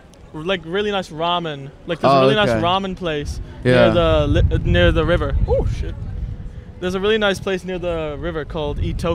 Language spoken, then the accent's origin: English; Ireland; also born or lived in Germany; We're not from here. Like, we're not actually Irish, but I've lived here basically all my life.